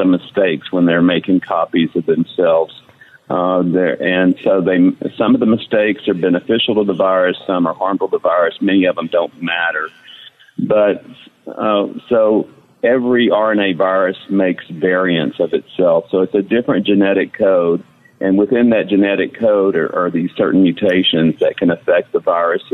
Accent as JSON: {"language": "English", "area": "Beaumont, Port Arthur area", "region": "Southeast Texas", "country": "United States", "tie": "born or raised there", "moved": "as an adult", "lives_now": "Dallas, United States", "said": "I'm from Southeast Texas, the Beaumont, Port Arthur area"}